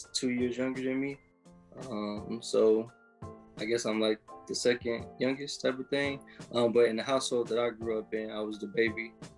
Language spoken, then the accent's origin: English; St. Louis, Missouri, United States; born there; So I was born in St. Louis, Missouri, but that's a place that a lot of people don't make it out, you know.